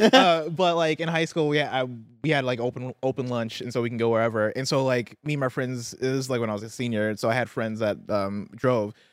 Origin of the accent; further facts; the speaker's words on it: Midwest, United States; also born or lived in Seattle; now in Bay Area, United States; I'm from the Midwest